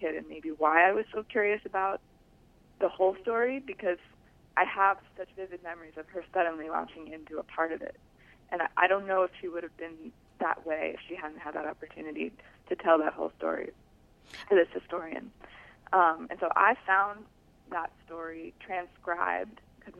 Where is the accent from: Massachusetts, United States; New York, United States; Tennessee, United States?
Massachusetts, United States; Newton; also born or lived in Boston; And I was born in Boston. And the book starts with my life as a typical American Jewish girl living in a suburb, Newton, Mass.